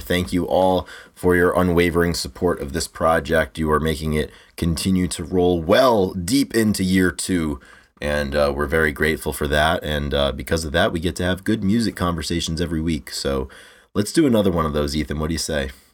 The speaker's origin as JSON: {"language": "English", "country": "United States", "tie": "born or raised there", "said": "growing up in the States"}